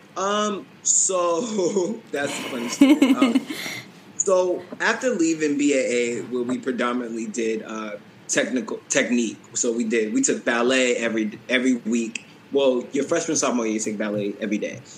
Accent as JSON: {"language": "English", "town": "Boston", "region": "Massachusetts", "country": "United States", "tie": "born or raised there", "moved": "as an adult", "lives_now": "New York City, United States", "said": "New York is my home, like where I live now, but Boston is where I'm from"}